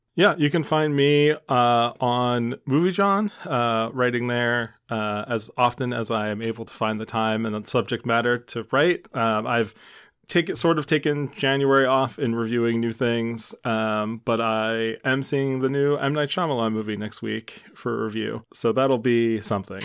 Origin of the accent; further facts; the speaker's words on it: Philadelphia, Pennsylvania, United States; as a Philadelphian